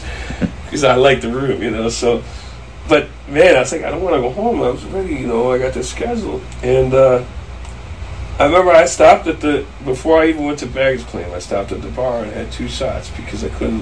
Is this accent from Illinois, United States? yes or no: yes; Chicago, Illinois, United States; I grew up in Chicago.